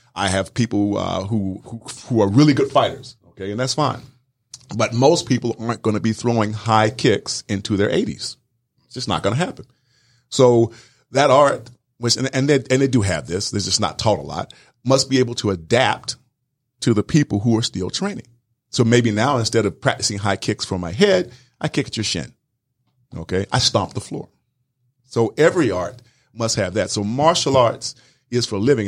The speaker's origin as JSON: {"language": "English", "region": "South Georgia", "country": "United States", "tie": "born or raised there", "also_born_or_lived": "Wisconsin", "moved": "as an adult", "said": "growing up in South Georgia"}